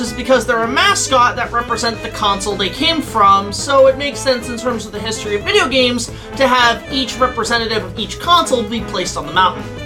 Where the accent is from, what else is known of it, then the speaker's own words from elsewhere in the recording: Canada; I'm Canadian